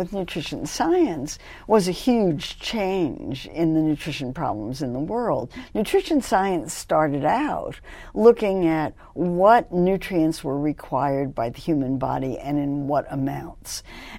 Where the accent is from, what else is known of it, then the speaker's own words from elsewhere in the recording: Los Angeles, California, United States; also born or lived in New York City; Well, actually, I grew up in Los Angeles because my family moved to Los Angeles when I was 12.